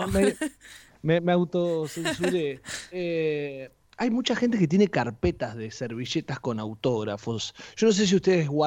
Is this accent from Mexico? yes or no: no; Saladillo, Buenos Aires Province, Argentina; En mi caso, por ejemplo, como hablamos que soy de Saladillo, eh, me pasaba cuando me iba de vacaciones a la costa